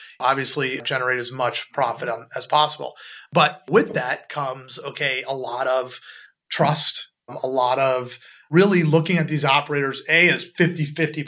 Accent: Los Angeles, California, United States; moved away; also born or lived in Chicago / Midwest / New York / London; I grew up in Los Angeles

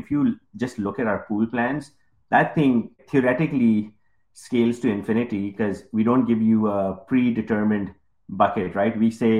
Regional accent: Pakistan; English is a second language; moved away as an adult; now in United States; I came in from Pakistan. I had no credit history. I had $200 in my pocket.

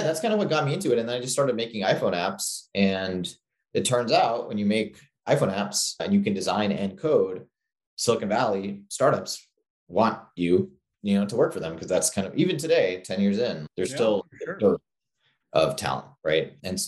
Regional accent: Singapore; also born or lived in New York; I grew up in Singapore. I was born in New York to immigrant parents from India, but then they kind of expatriated to Singapore

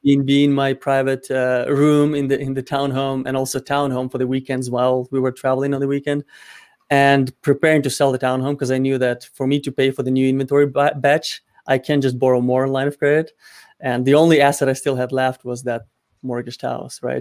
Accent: Ukraine; moved away; my home country in Ukraine

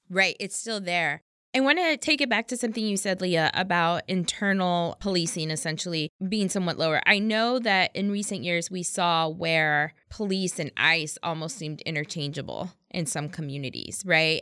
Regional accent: Texas, United States; I'm from Texas.

